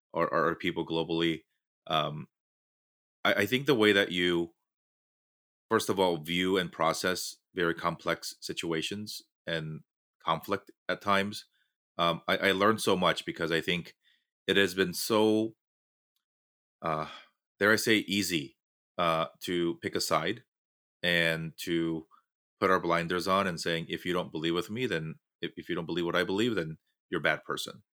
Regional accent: Southern California, United States; growing up in Southern California

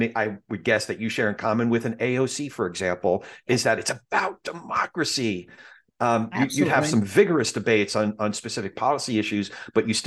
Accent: New Jersey, United States; I'm a Jew from Jersey who became a Christian

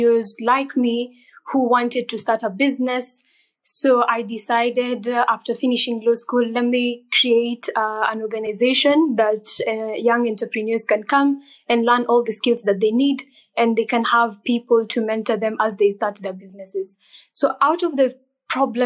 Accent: Kenya; I am from Kenya

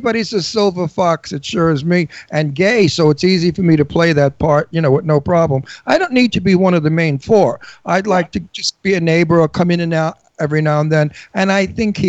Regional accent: New York City, New York, United States; accent: Brooklyn; I'm from Brooklyn, too. I have a Brooklyn accent.

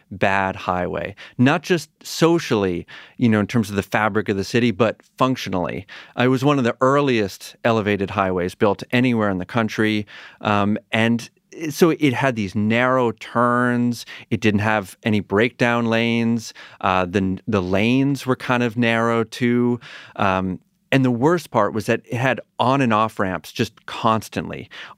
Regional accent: Pioneer Valley, Massachusetts, United States; I'm a little further west, Pioneer Valley

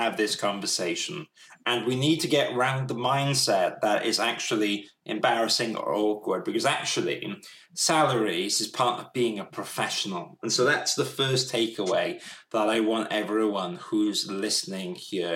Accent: United Kingdom; We're all British people

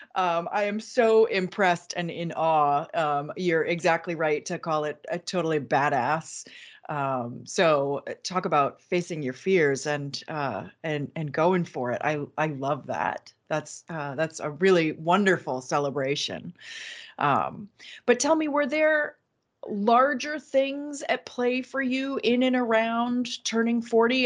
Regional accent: Manchester, New Hampshire, United States; I was born in Manchester, my mother was born in Manchester

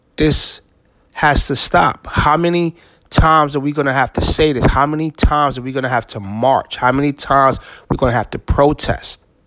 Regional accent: East Orange, New Jersey, United States; I grew up in East Orange, New Jersey

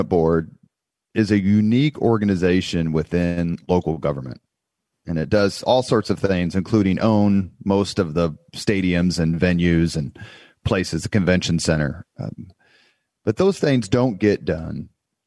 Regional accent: Indianapolis, Indiana, United States; I grew up in Indianapolis.

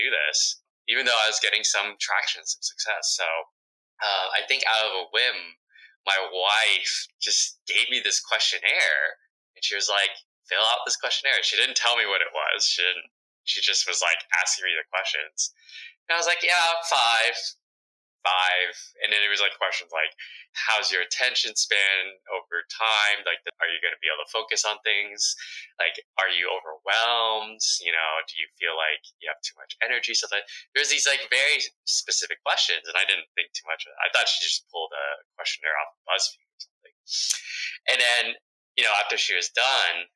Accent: United States; first language Vietnamese; English is a second language; I was born here in the United States, my English wasn't so, I'd struggle a little bit because my parents spoke Vietnamese to me growing up

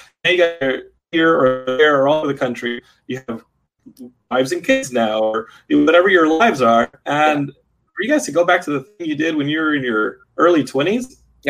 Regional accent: Austin, Texas, United States; And of course I'm shooting my hometown, so I wanted to shoot something that was kind of nostalgic and of growing up in a town that where everything's familiar and kind of small town America. Not that Austin hasn't exploded since

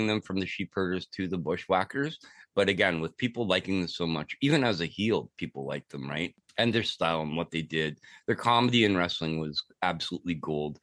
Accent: Toronto, Ontario, Canada; I am French. I am from Canada.

